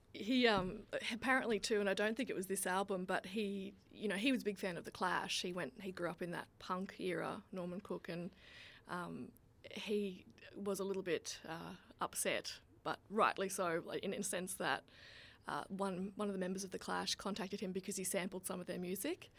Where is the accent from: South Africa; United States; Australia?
Australia; I'm Australian.